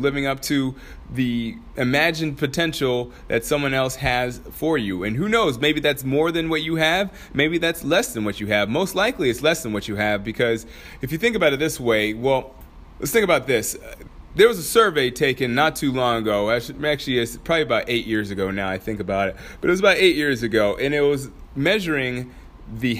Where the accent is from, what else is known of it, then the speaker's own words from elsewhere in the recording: Anchorage, Alaska, United States; moved away; my hometown, Anchorage, Alaska